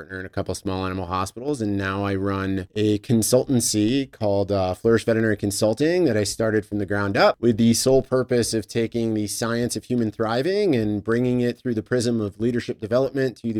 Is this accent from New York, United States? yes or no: yes; New York City, New York, United States; I was born in Brooklyn